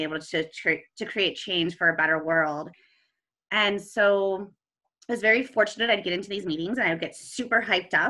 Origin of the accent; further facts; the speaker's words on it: Ohio, United States; moved away as an adult; now in Colorado, United States; I am originally from Ohio